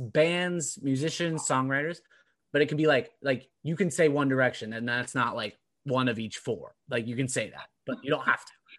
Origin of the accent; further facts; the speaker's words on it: Orange County, California, United States; now in Boston, United States; No, it's not like I'm not a diehard Bostonian anymore. Like I'm not like I'm a transplant. I'm from Orange County.